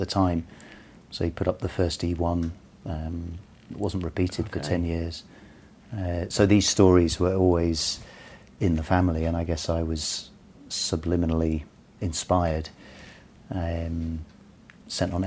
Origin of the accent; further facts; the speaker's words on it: London, United Kingdom; I grew up in North London.